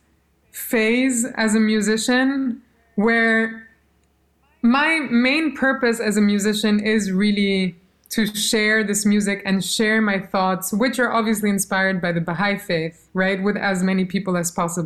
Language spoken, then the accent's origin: English; Albania; first language Albanian; English is a second language; moved away; Albanian is my first language. It's not my mother tongue. I speak German to my mom, but I went to school in Albania